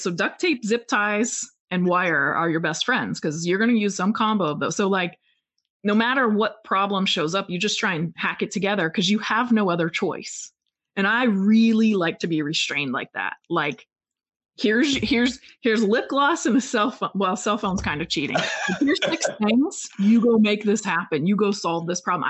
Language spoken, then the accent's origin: English; a small town in Pennsylvania, United States; moved away as an adult; also born or lived in Oregon; I was from Pen- a small town in Pennsylvania